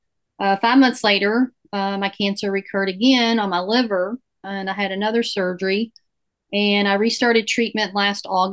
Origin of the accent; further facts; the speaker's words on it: Louisville, Kentucky, United States; I'm born and raised in Louisville, Kentucky